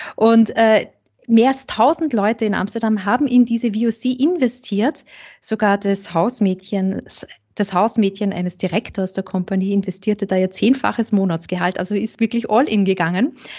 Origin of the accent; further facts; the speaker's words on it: St. Pölten, Lower Austria, Austria; ich komme äh, aus St. Pölten, aus Niederösterreich, nicht so weit weg vom Burgenland.